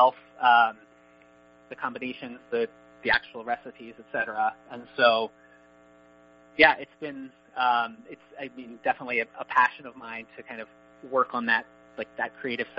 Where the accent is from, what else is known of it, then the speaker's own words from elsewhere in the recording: Annapolis, Maryland, United States; also born or lived in Boston; now in Arlington, United States; I grew up in Annapolis